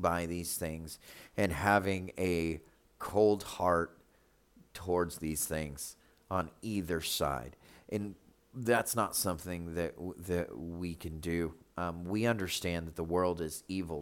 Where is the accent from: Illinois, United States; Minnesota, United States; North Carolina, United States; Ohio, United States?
North Carolina, United States; Charlotte; moved away; we come from Charlotte